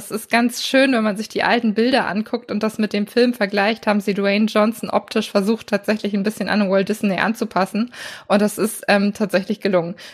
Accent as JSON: {"language": "German", "region": "Northern Germany", "country": "Germany", "said": "gerade als Norddeutscher hat man ja, wenn man äh, in Richtung Süden blickt, manchmal immer so ein paar Klischees im Kopf."}